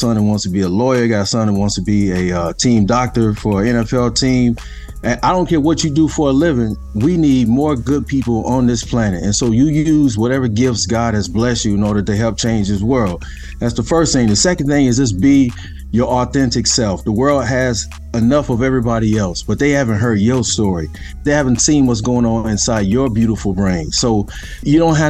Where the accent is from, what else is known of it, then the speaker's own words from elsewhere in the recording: Kansas City, Missouri, United States; moved away; growing up in Kansas City